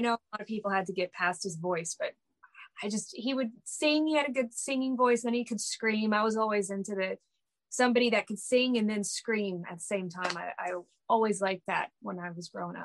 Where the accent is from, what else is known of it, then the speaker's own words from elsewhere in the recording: Dallas, Texas, United States; I'm from Dallas